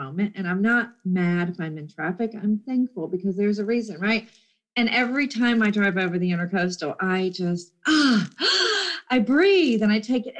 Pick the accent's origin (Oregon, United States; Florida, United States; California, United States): Florida, United States; also born or lived in Jacksonville; We live in Florida, and I'm a native.